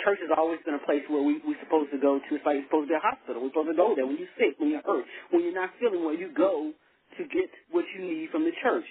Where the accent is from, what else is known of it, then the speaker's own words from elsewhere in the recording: Arkansas, United States; also born or lived in New Orleans; now in Texas, United States; growing up in Arkansas, it's a small community, very small town